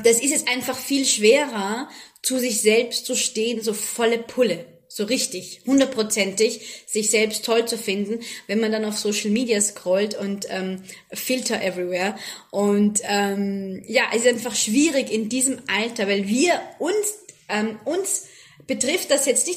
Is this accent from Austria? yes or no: yes; Austria; moved away as an adult; now in Abu Dhabi, United Arab Emirates; von meinen Fellow-Österreicherinnen